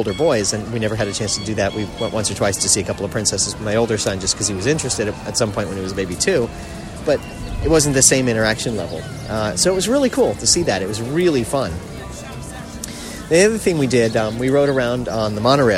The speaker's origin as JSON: {"language": "English", "region": "South Florida", "country": "United States", "said": "We're from South Florida"}